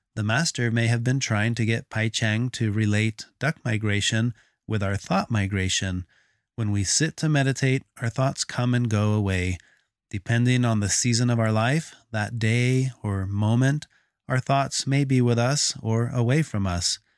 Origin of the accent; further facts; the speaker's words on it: Texas, United States; moved away; I grew up in Texas